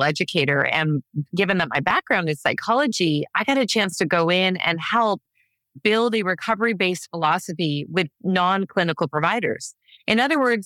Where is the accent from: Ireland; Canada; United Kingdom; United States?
Canada; I come from Canada